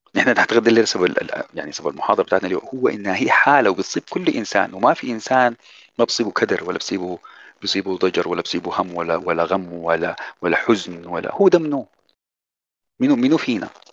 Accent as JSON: {"language": "Arabic", "country": "Sudan", "said": "زمان عندنا في السودان"}